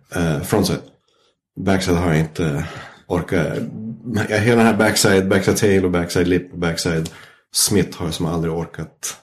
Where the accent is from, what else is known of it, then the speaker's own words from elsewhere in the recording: Vännäs, Västerbotten County, Sweden; jag växte upp i Vännäs